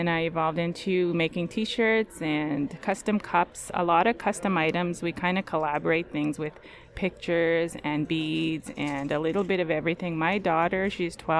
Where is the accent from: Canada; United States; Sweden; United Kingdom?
Canada; Big River First Nation, Saskatchewan; now in Prince Albert, Canada; I am from Big River First Nations, but I reside in Prince Albert.